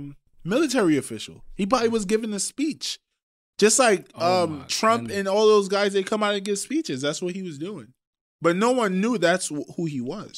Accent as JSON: {"language": "English", "country": "Trinidad & Tobago", "said": "I'm from Trinidad."}